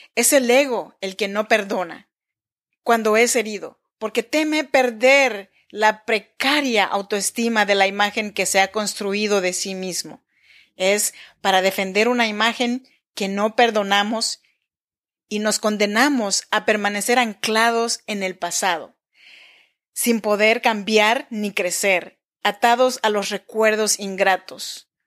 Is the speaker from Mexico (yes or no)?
yes; Chinantla region, Oaxaca, Mexico; now in Sacramento, United States; Yo soy mexicana, oaxaqueña de la región chinanteca.